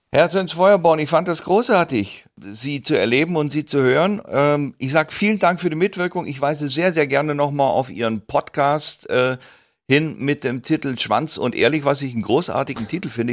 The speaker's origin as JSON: {"language": "German", "region": "Southern Germany", "country": "Germany", "said": "wir als Süddeutsche"}